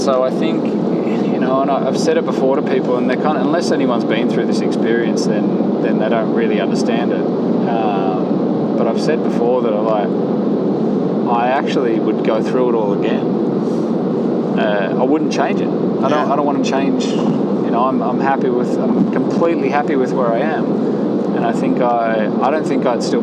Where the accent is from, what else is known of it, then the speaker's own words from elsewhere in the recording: Australia; now in Girona, Spain; I am Australian at heart still